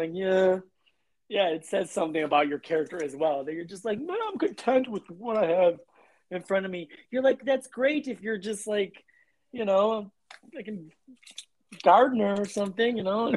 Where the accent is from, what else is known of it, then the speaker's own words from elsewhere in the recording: Chicago, Illinois, United States; I'm from Chicago.